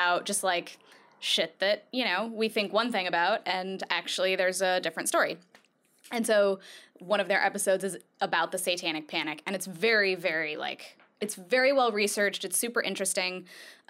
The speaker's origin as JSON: {"language": "English", "region": "Colorado", "country": "United States", "said": "I'm from Colorado"}